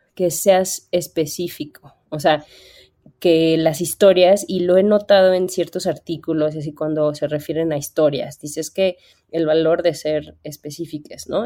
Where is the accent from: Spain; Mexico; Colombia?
Mexico; Bajío; yo soy del Bajío